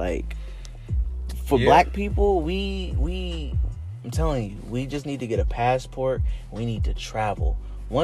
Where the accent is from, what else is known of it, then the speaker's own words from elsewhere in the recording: United States; Our nationality is we're American